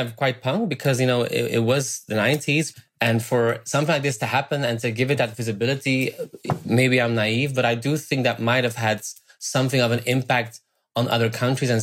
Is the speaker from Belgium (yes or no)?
yes; Belgium; I'm from Belgium.